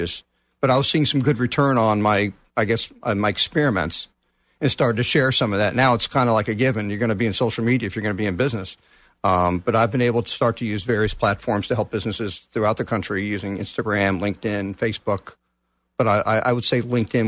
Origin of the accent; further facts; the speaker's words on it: Texas, United States; moved away; also born or lived in New Jersey; I'm originally from Texas, but I lived in New Jersey for like 33 years